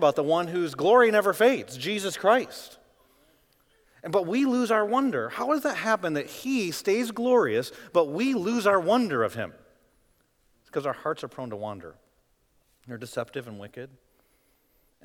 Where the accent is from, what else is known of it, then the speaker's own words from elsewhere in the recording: Midwest, United States; Growing up in the Midwest